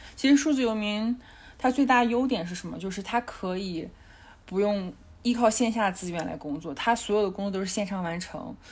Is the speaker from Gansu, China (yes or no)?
no; Dalian, Liaoning, China; moved away as an adult; also born or lived in Shanghai / Dali; now in Chengdu, China; 我的老家，呃，在辽宁大连嘛